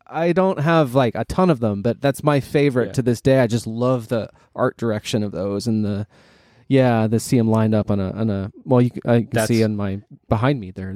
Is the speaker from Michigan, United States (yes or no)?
no; Cleveland, Ohio, United States; I grew up in the Cleveland area, and the Fox affiliate out there